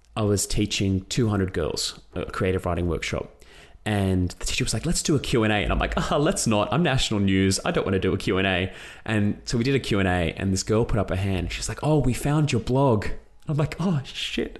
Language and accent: English; Australia; I've gone from being Greek Australian author